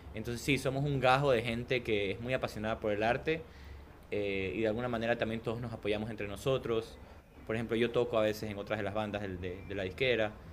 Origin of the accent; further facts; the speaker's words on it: Guayaquil, Guayas, Ecuador; also born or lived in Canada; yo vengo de Guayaquil, una ciudad donde el punk, por ejemplo, tuvo un apogeo muy grande y, y creó como que justo estos movimientos y estos espacios culturales donde, eh, que tenían como que mucho valor eh, yo recuerdo mi infancia yendo a esos, a esos conciertos